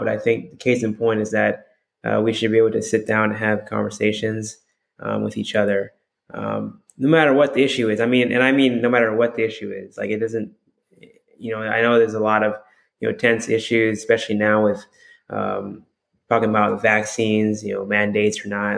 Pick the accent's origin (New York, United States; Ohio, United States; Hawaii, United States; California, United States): Hawaii, United States; moved away as an adult; also born or lived in Texas; I'm from Hawaii